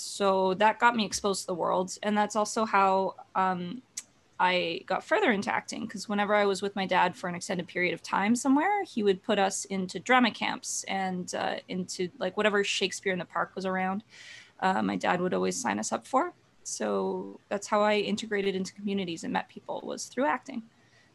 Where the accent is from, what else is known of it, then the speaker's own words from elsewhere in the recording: Alberta, Canada; We're from Alberta, and my mom started volunteering as the makeup artist for the Drumheller Passion Play, which was through our church